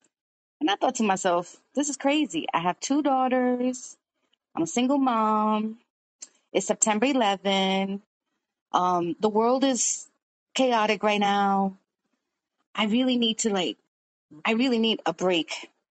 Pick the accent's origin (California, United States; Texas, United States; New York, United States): New York, United States; also born or lived in Brooklyn; I am 52 years old. I was born in Brooklyn, New York, raised in Washington Heights, and now I live in the Bronx.